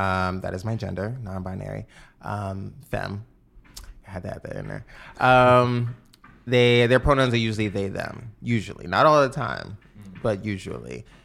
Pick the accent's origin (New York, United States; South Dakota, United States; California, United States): New York, United States; New York City; I am from the Bronx, New York